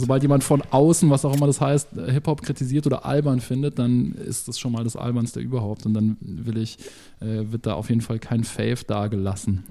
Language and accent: German; Munich, Bavaria, Germany; ich bin ja aus München